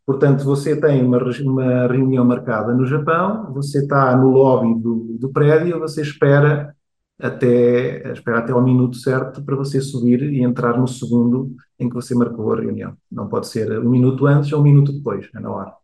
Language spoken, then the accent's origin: Portuguese; Portugal; moved away as an adult; also born or lived in Rio de Janeiro, Brazil / Coimbra, Portugal / Asia; Eu nasci no Rio de Janeiro, eu, ah, no Rio de Janeiro, com 4 anos vou para Portugal, onde cresço